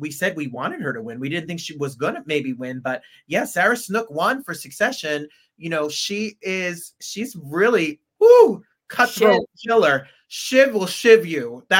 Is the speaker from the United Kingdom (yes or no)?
yes; England, United Kingdom; accent: American; because I have an American accent here, but I am also English. And I'm really like, hello, I'm from England. But I put on an American accent for this podcast.